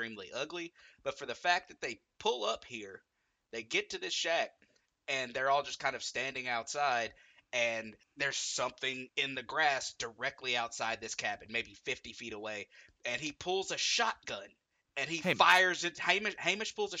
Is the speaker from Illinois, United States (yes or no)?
no; Alabama, United States; We're from Alabama.